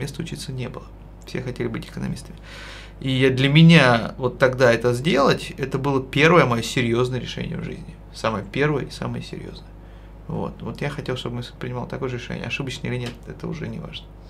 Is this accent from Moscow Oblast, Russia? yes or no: yes; Podolsk, Moscow Oblast, Russia; я вырос в Подольске